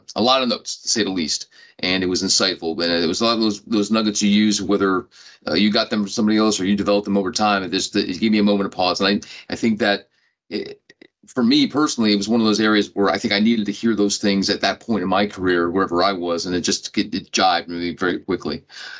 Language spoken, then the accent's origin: English; south Florida, United States; I'm from south side